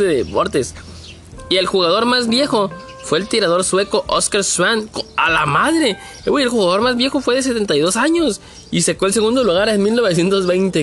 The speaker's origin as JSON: {"language": "Spanish", "country": "Mexico", "said": "nosotros como mexicanos no somos, malos"}